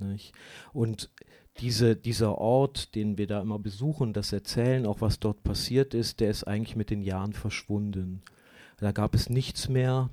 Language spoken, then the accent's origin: German; Germany; für uns als Deutsche